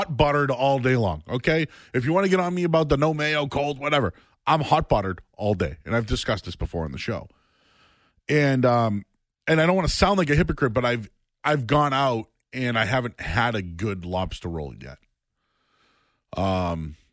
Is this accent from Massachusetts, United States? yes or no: yes; Boston, Massachusetts, United States; moved away as an adult; now in North Shore, Massachusetts, United States; I grew up in Hyde Park